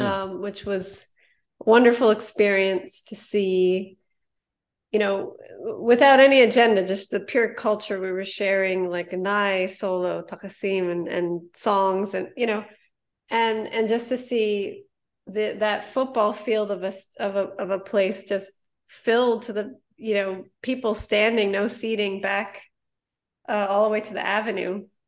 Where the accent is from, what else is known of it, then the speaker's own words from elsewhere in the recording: New Jersey, United States; also born or lived in Harlem, New York City; I went to school in New York City, uh, where I was originally from. Um, I was born in Harlem and my family, you know, as they do, uh, moved down to Jersey, and I came back up